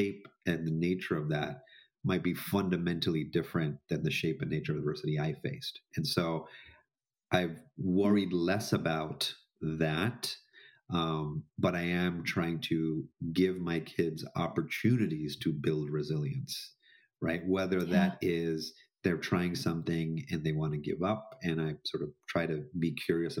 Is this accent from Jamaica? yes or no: yes; Jamaica; I grew up in Jamaica, in an Indian, you know, sort of household